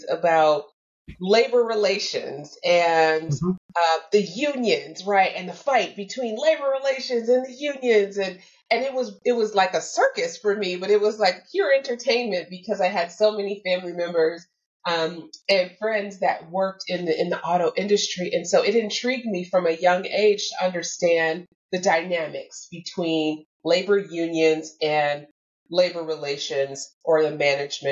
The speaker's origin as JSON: {"language": "English", "town": "Detroit", "region": "Michigan", "country": "United States", "tie": "born or raised there", "said": "I was raised in Detroit, Michigan, and the suburbs of Detroit, Michigan, within the United States"}